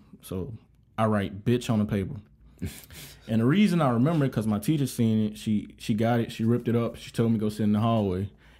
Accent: Monroe, Louisiana, United States; moved away as an adult; now in Savannah, United States; I'm from originally Monroe, Louisiana, 318 Stand Up.

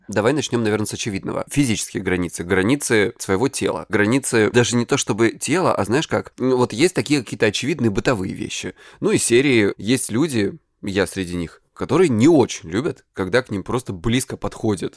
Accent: Krasnodar Krai, Russia; я с Кубани

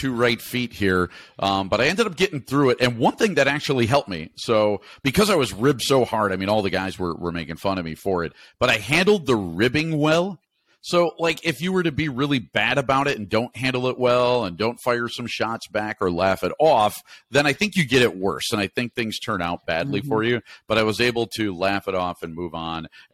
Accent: Naperville, Illinois, United States; I was from Naperville

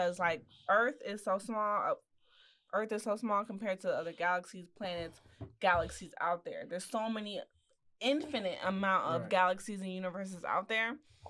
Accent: Texas, United States; Because I'm from Texas.

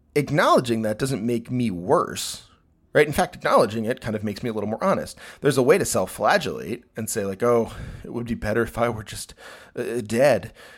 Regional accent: United States; I'm an American, uh, heterosexual, uh, cis-sexual male

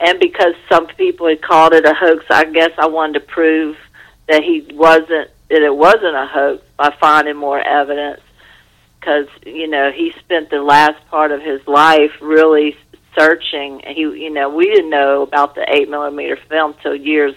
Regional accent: Louisiana, United States; moved away as an adult; also born or lived in Los Angeles, United States; I was away from Louisiana and, you know, a few times over the years when I was living in L.A.

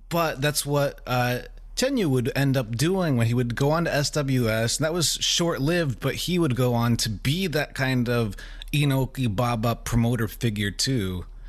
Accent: United States; as an American

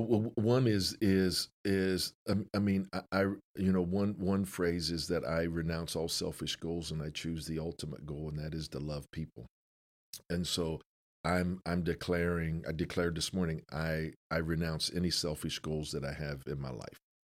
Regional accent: Canton, Ohio, United States; I grew up in Canton

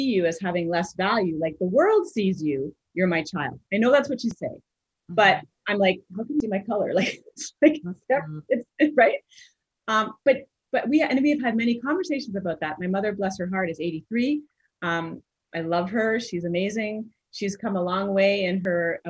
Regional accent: Canada; also born or lived in Montreal, Quebec / Mississauga, Ontario; we moved from Montreal to Ontario, Mississauga, Ontario, when I was just starting high school

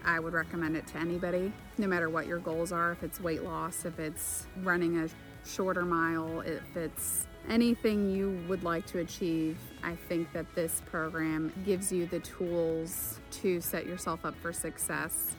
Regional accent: Idaho, United States; I grew up in Idaho where we have a lot of potatoes, but we don't have mangoes

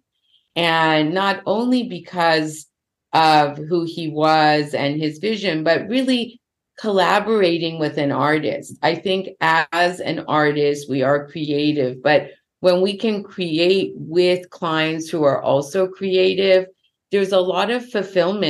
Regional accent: Los Angeles, California, United States; I was born in Los Angeles

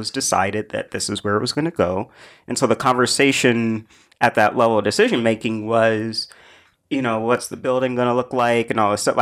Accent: Brooklyn, New York, United States; I'm, I may be growing up in Van Dyke houses, but my daughter, you know, is graduating college next year. It would be nice if she could move back to this neighborhood

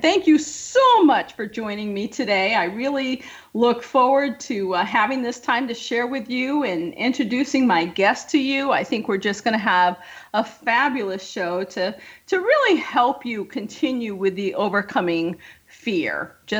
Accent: upstate New York, United States; I'm an upstate girl.

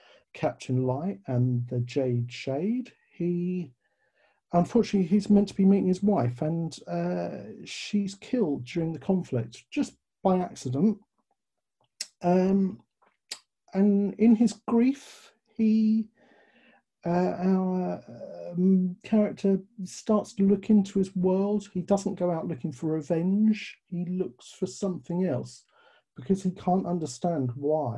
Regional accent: London, United Kingdom; accent: British; you may tell from the accent, I'm British. I was born in London.

